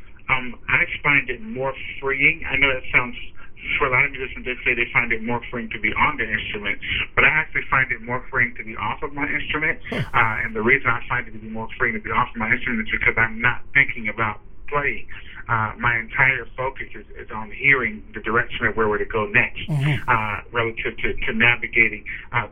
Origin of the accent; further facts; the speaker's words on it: Cincinnati, Ohio, United States; moved away as an adult; also born or lived in Orlando, Florida; I'm originally from Cincinnati, Ohio. I grew up there from the age until 23